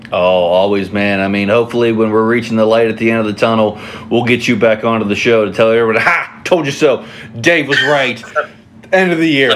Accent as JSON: {"language": "English", "region": "West Virginia", "country": "United States", "moved": "yes", "lives_now": "Ohio, United States", "said": "I'm originally from West Virginia"}